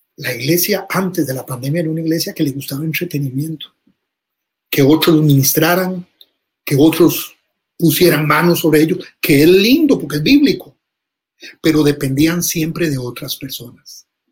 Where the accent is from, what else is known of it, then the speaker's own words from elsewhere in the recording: Costa Rica; decimos en Costa Rica